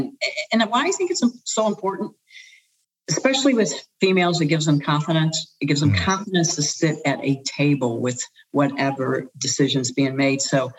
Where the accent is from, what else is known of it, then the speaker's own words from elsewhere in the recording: St. Louis, Missouri, United States; moved away; also born or lived in Atlanta; I was born and raised in St. Louis, Missouri, the gateway to the West. And I'm the oldest of five children.